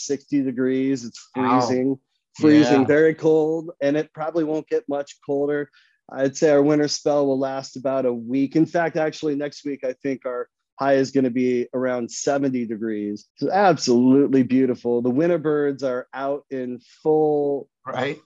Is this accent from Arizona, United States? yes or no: yes; Phoenix, Arizona, United States; I'm from Phoenix, Arizona. I grew up here. So as a native